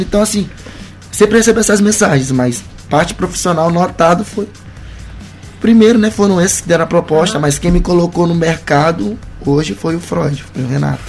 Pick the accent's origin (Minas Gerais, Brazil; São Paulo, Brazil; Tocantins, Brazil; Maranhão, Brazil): Maranhão, Brazil; em nenhum momento eu nego que eu sou maranhense, que eu vim daqui